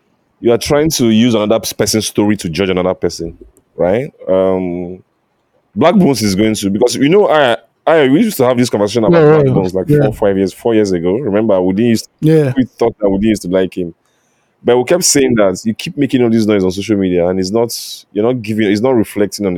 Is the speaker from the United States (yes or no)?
no; Nigeria; I'm Nigerian